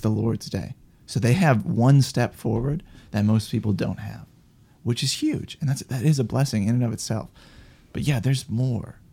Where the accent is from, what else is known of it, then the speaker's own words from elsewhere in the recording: Wisconsin, United States; moved away; I'm from Wisconsin originally